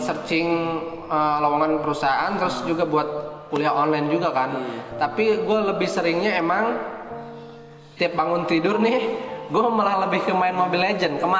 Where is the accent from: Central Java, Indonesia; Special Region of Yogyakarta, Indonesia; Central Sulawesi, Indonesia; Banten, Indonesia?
Banten, Indonesia; Pandeglang; sedangkan gue dari Pandeglang sini jauh kan